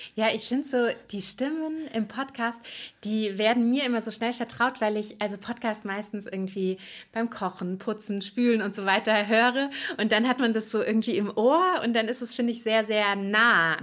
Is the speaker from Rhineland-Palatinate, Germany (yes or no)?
no; near Frankfurt am Main, Hesse, Germany; moved away as an adult; now in Berlin, Germany; Ich komme ursprünglich, ähm, aus der Nähe von Frankfurt am Main und habe viele Jahre in Frankfurt gelebt